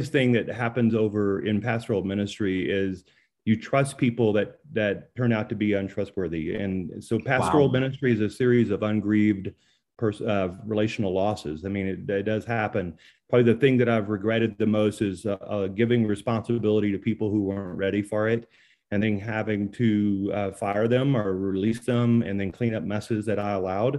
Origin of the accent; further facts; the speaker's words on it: Louisiana, United States; now in Colorado, United States; I'm from Louisiana